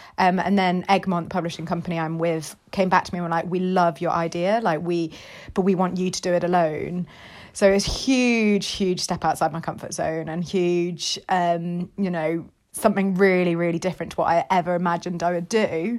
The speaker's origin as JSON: {"language": "English", "region": "Dubai", "country": "United Arab Emirates", "tie": "born or raised there", "said": "it's basically kind of my life growing up in Dubai"}